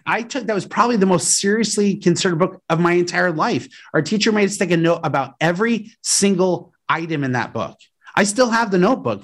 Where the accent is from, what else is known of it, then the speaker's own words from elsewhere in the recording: Aurora, Colorado, United States; I grew up in Aurora, Colorado, outside Denver